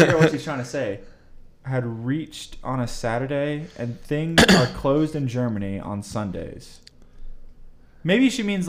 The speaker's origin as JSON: {"language": "English", "country": "India", "also_born_or_lived": "Virginia", "moved": "as an adult", "said": "I am from India originally, moved to Virginia to do my master's in Virginia Tech in 2010"}